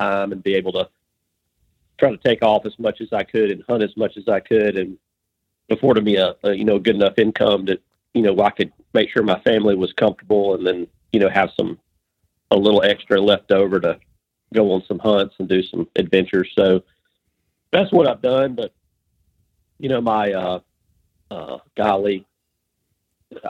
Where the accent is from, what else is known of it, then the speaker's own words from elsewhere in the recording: lower Alabama, United States; I was born and raised in Alabama, or L.A., lower Alabama.